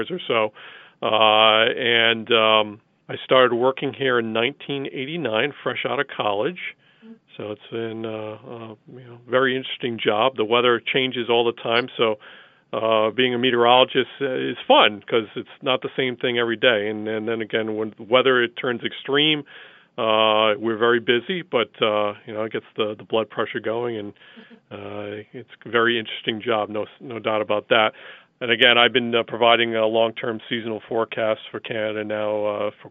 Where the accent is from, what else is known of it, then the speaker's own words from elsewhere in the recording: New England, United States; growing up in New England